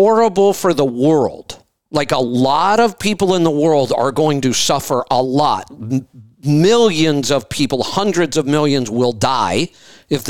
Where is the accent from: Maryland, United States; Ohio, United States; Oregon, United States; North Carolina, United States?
Ohio, United States; I grew up in Ohio